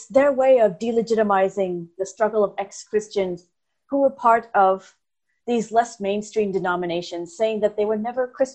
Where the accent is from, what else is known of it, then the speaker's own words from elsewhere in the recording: United States; I was born in America to two Indian immigrants